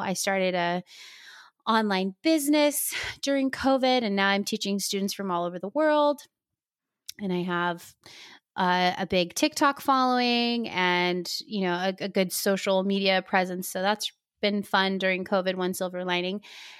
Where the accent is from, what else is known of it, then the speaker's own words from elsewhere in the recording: Kahuku, Hawaii, United States; born there; also born or lived in Utah / Arizona / Texas / Boston; now in California, United States; I live here in California. I have lived all over the country. I was born in Kahuku on Oahu, but I have lived pretty much, it feels like, everywhere.